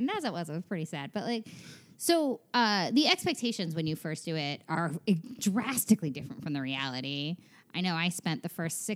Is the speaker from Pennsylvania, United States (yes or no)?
no; small town New York, United States; moved away as an adult; also born or lived in Maryland; now in Los Angeles, United States; I'm from small town New York, about an hour north of the city